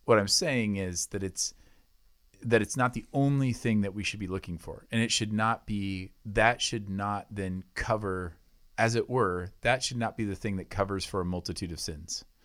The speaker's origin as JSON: {"language": "English", "country": "United States", "tie": "born or raised there", "said": "I'm an American citizen"}